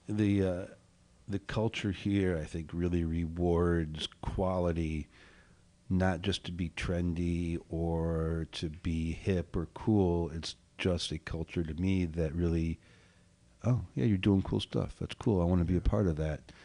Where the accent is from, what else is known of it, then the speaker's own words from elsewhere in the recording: Southwest Michigan, United States; also born or lived in Oak Park, Illinois / California; now in Evanston, United States; I was born in Oak Park, but I grew up in Southwest Michigan, uh, lived in California for a hot minute, and then moved here in ninety-three